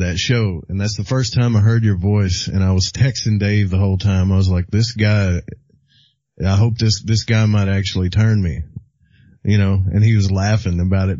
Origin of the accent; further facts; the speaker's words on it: the South, United States; accent: southern; Maybe they don't like my southern accent.